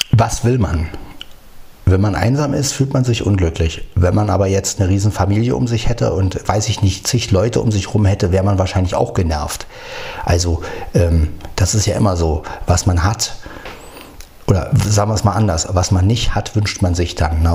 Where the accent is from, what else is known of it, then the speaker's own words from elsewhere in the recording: Berlin, Germany; moved away; Berlin, Berlin, meine Heimat